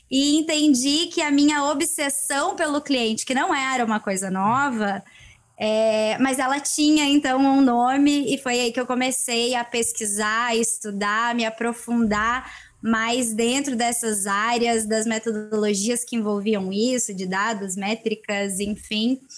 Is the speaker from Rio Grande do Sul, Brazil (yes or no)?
yes; Rio Grande do Sul, Brazil; also born or lived in Northeast Brazil / São Paulo / Campinas / Rio de Janeiro; Eu sou aqui do Rio Grande do Sul, é